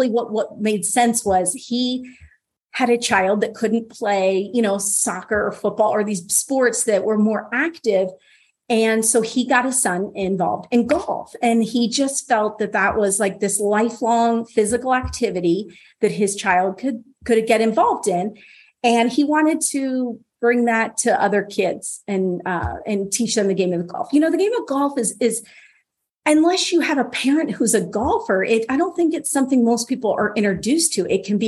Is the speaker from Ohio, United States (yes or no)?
yes; Cincinnati, Ohio, United States; now in New Orleans, United States; So obviously I'm from up north. So my husband and I actually just moved to New Orleans a few years ago. We came from Cincinnati.